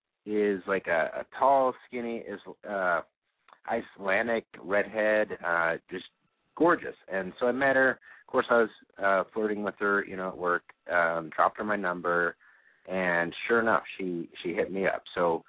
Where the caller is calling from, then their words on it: Phoenix, Arizona, United States; Phoenix, 31.